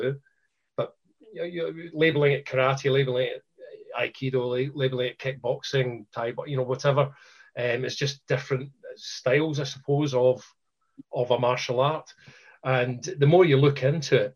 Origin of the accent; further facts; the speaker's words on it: Scotland, United Kingdom; Being Scottish